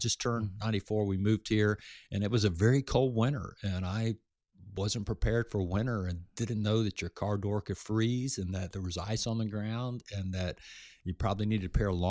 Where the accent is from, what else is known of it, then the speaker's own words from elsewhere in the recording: Florida, United States; I grew up in South Florida on the islands where a lot of people had a lot of money, a lot of boats, and I grew up around that.